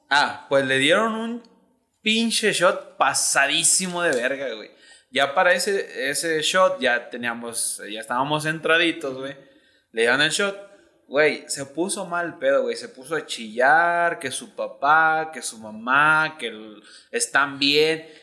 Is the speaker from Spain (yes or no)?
no; Ocotlán, Jalisco, Mexico; yo que soy de Ocotlán